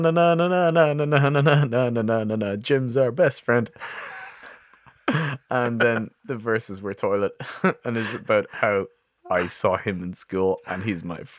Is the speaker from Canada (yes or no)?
no; Artane, Leinster, Ireland; I was born in Beaumont, well, Artane. I lived there until I was like 28, and then I moved in with Jacob from the band.